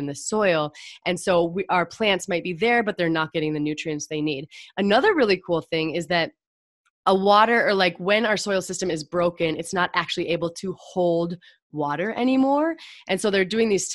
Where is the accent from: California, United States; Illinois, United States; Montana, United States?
Montana, United States; I grew up in Montana